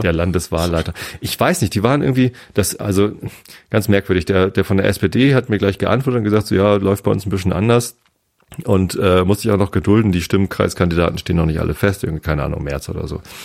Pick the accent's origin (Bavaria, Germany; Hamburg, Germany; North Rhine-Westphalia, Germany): Hamburg, Germany; aber ich komme aus Hamburg